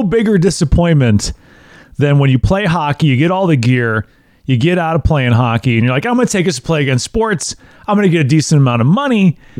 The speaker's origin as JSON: {"language": "English", "region": "Wisconsin", "country": "United States", "tie": "born or raised there", "said": "I grew up in a small town in Wisconsin, too. We had 4,400 people in my hometown of Maquoketa, Wisconsin."}